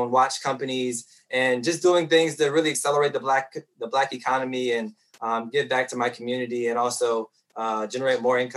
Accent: Petersburg, Virginia, United States; a young Black boy growing up in Petersburg, Virginia

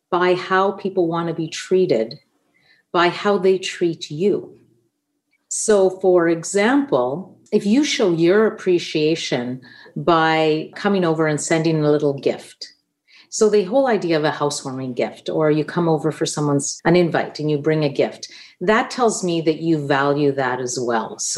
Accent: Winnipeg, Manitoba, Canada; first language Italian; English is a second language; growing up in St. Boniface, it was just a natural that the schools offered French and Italian and French are so similar so I also speak French.

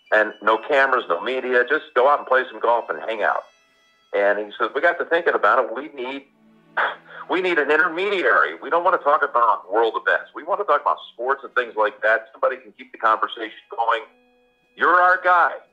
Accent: Houston, Texas, United States; moved away; I was from Houston.

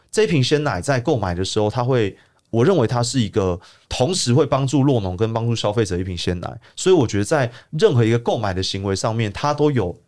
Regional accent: Taipei, Taiwan; also born or lived in Baihe, Tainan; 我是台北人

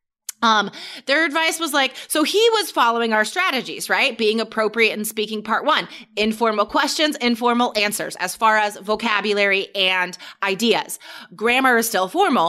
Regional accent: Carson City, Nevada, United States; there's not much in my hometown, but I guess it's most well known just for being the capital of Nevada and its proximity to Lake Tahoe

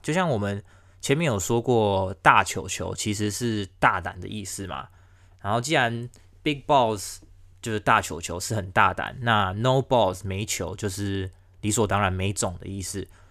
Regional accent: the western United States, United States; moved away; 我是在美国西边长大，我不是在英国，也不是在澳洲，也不是在美国的东边

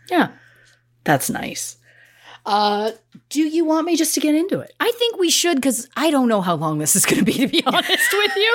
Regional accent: Canada; moved away; We're Canadian.

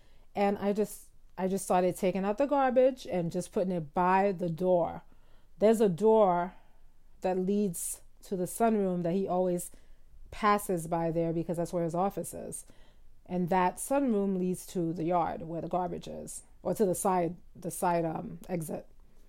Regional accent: Southern United States, United States; I'm from the South, and it's almost as if women are trained to henpeck their husbands.

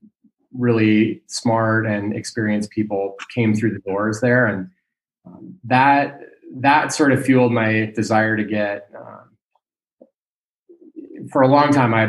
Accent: Ketchum, Idaho, United States; moved away as an adult; also born or lived in Bozeman, Montana / Alaska; now in Girdwood, United States; I grew up in Ketchum, Idaho, and lived there until I went to college.

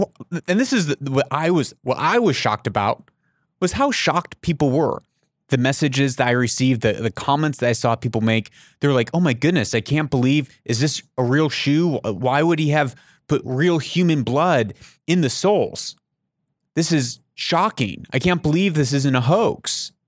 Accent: Papua New Guinea; I grew up in Papua New Guinea.

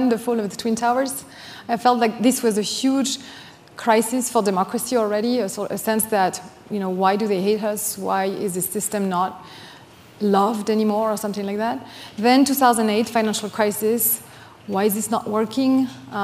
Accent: Normandy, France; English is a second language; moved away as an adult; now in United States; I'm from Normandy, Lac Tocqueville

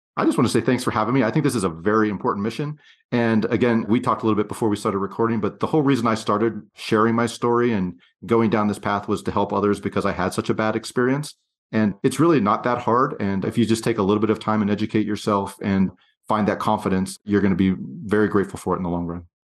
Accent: Pennsylvania, United States; moved away as an adult; also born or lived in western United States; I grew up across the country from where I live now in the western United States, and I grew up in Pennsylvania

